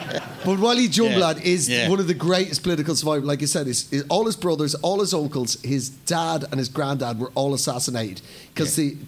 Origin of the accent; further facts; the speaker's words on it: Ireland; being Irish